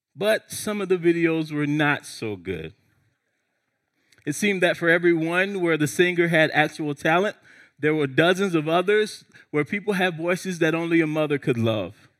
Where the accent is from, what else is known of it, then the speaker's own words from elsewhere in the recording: Charleston, South Carolina, United States; that small Baptist church that I grew up in near Charleston, South Carolina